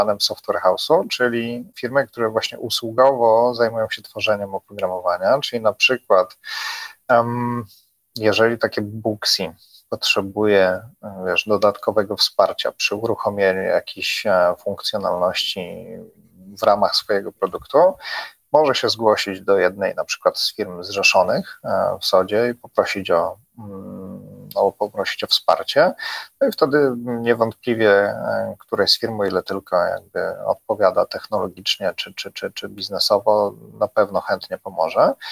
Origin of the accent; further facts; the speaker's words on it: Poland; wystarczy wspomnieć, że jesteśmy z Polski i to jest świetne przełamanie tak naprawdę pierwszej takiej bariery